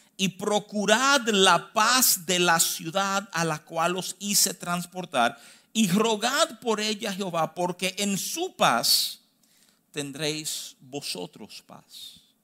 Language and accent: Spanish; Dominican Republic; yo nací aquí, yo soy dominicano, yo tengo cédula